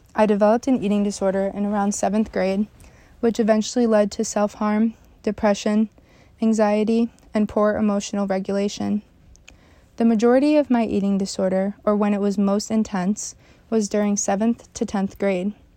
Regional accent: Canandaigua, New York, United States; also born or lived in Phelps, New York; I grew up in Phelps, New York, until about second grade when we moved to Canandaigua

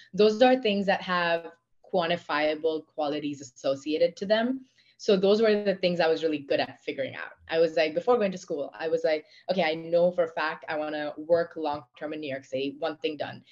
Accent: India; accent: Indian; moved away; also born or lived in Pennsylvania, United States; I was one of the few, if not the only women from my country

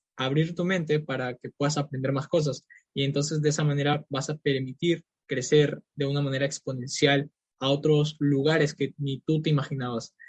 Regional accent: Peru; soy de Perú

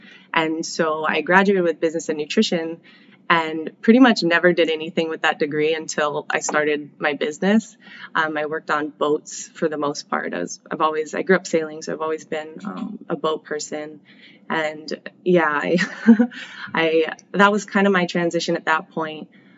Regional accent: Colorado, United States; So I grew up here and in Colorado. I kind of bounced back and forth after my parents divorced when I was young.

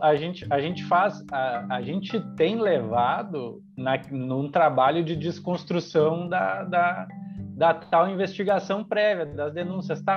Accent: Canoas, Rio Grande do Sul, Brazil; eu cresci em Canoas

